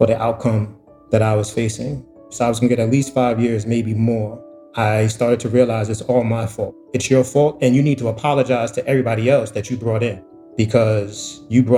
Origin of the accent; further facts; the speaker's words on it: New York City, New York, United States; I grew up in Harlem, and growing up in Harlem in 84, 85, when the crack epidemic hit, it was zombie land.